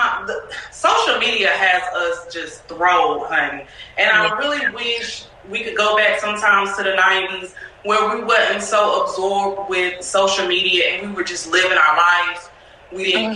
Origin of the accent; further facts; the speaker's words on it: Salisbury, North Carolina, United States; moved away as an adult; now in Houston, United States; I'm from Salisbury, but I've been everywhere. Salisbury, North Carolina.